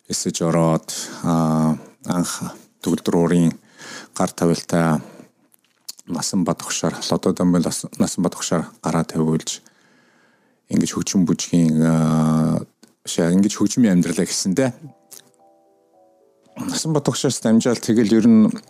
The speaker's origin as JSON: {"language": "Mongolian", "region": "Ulaanbaatar", "country": "Mongolia", "tie": "born or raised there", "moved": "as an adult", "lives_now": "Washington, D.C., United States"}